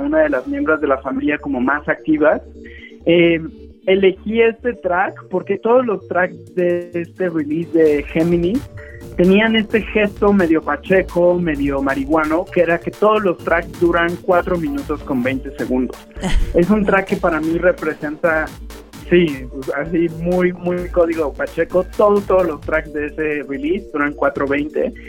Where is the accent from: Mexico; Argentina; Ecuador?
Mexico; siendo un estudiante mexicano